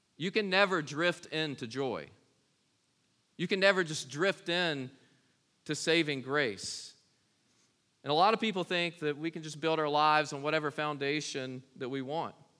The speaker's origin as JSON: {"language": "English", "town": "Kings Mountain", "region": "North Carolina", "country": "United States", "tie": "born or raised there", "said": "I was born in Kings Mountain, North Carolina"}